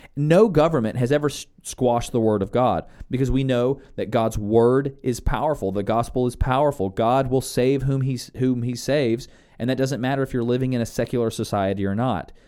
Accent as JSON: {"language": "English", "country": "United States", "tie": "born or raised there", "said": "born and raised in the United States"}